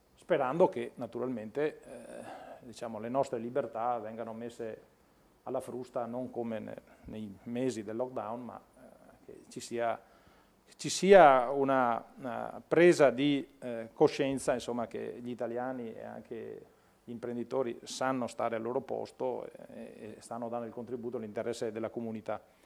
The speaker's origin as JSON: {"language": "Italian", "region": "Veneto", "country": "Italy", "said": "Io vengo dal Veneto"}